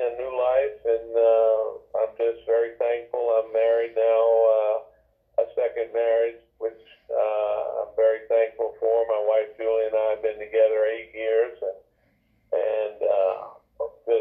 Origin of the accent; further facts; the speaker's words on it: Biloxi, Mississippi, United States; I'm born and raised in Biloxi, Mississippi